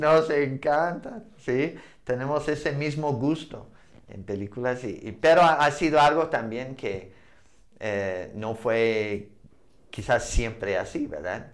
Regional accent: Montana, United States; Spanish is a second language; moved away as an adult; also born or lived in Arizona; now in Mexico; a Montana, mi tierra

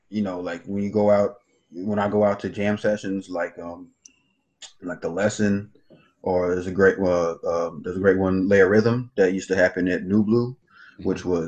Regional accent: Los Angeles, California, United States; now in New York, United States; Los Angeles, L.A.

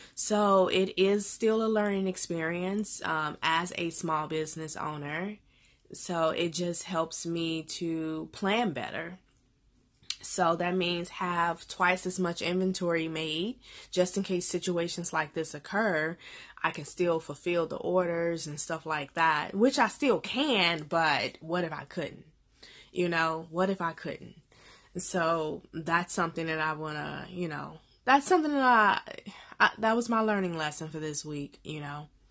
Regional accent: Chicago, Illinois, United States; I'm, I'm Inglewood, born and raised, born and raised in Inglewood

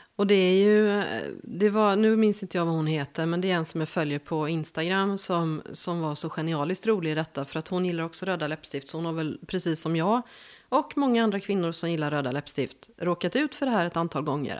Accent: Gothenburg, Västra Götaland, Sweden; accent: West Coast; moved away as an adult; also born or lived in Värmland; jag är född i Göteborg. Mm. Det hör man ju

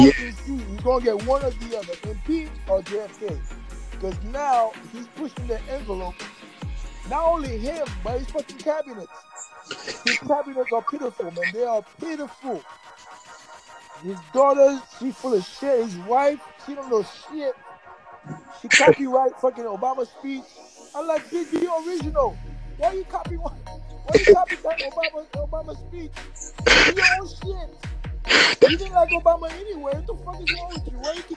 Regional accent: Haiti; I'm from Haiti.

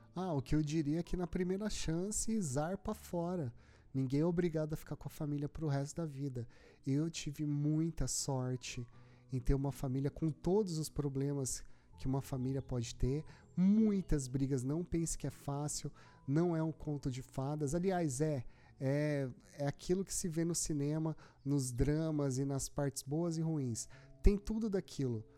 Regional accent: Brazil; Eu nasci no Brasil

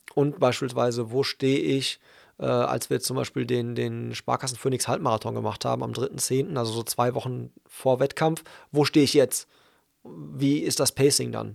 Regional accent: Hagen, North Rhine-Westphalia, Germany; in meiner Heimatstadt

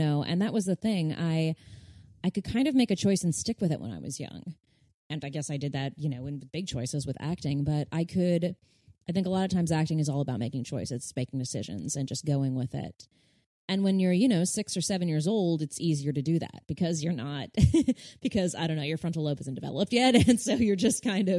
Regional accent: Burbank, California, United States; I grew up in Burbank where kids would come out for pilot season.

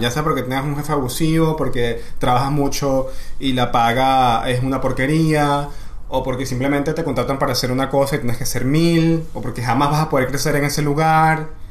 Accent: Maracay, Aragua, Venezuela; soy de Maracay

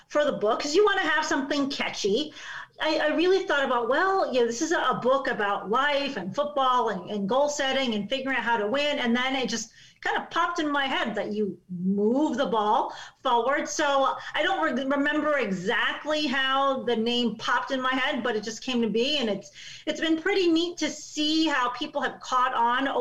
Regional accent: Chicago, Illinois, United States; I grew up in Chicago, in the city.

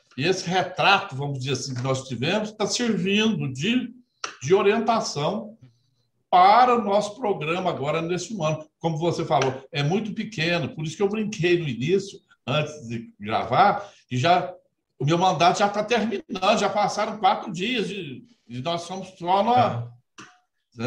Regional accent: Brazil; Sempre vivi e me criei no interior, lá em Aloy Mendes, que eu gosto sempre de, de falar que eu sou de Aloy Mendes. Nasci e me criei lá

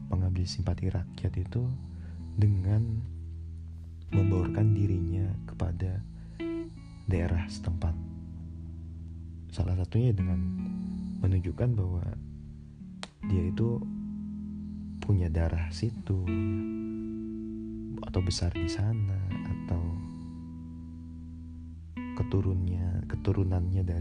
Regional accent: Jakarta, Indonesia; born there; saya ini lahir di Jakarta tapi saya tidak terlalu mengetahui dan mendalami adat budaya tradisi orang Betawi.

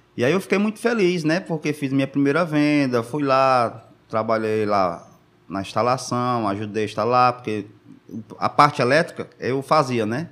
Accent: Maracanaú, Ceará, Brazil; Sou do Maracanãú, já está com mais de 20 anos

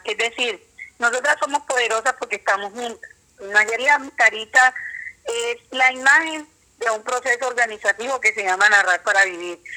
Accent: San Juan, Colombia; yo soy sanjuanera neta, nací en San Juan

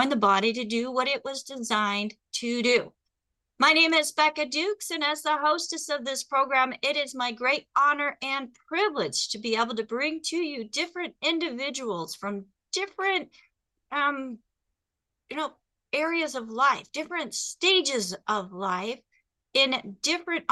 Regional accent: Phoenix, Arizona, United States; moved away; also born or lived in Pacific Northwest; I'm actually from Phoenix.

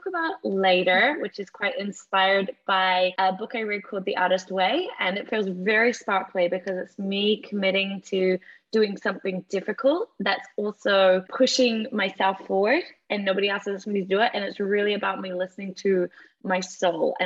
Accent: New Zealand; moved away as an adult; now in United Kingdom; Growing up in New Zealand, this beautiful paradise surrounded by nature

